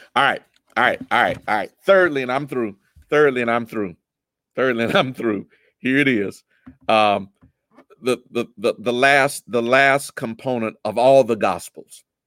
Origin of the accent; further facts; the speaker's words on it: United States; I'm an American